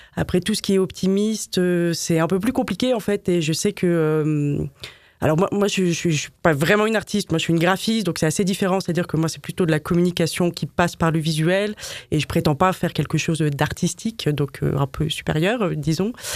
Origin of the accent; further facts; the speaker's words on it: Paris, Île-de-France, France; also born or lived in Madrid; je suis une vraie Parisienne